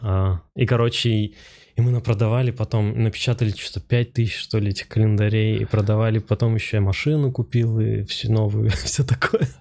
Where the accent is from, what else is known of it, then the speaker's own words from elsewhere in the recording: Rybinsk, Yaroslavl Oblast, Russia; moved away as an adult; also born or lived in Moscow / United States; Я вообще э, из Ярославской области сам, да. из Рыбинска. А, и я там в художке учился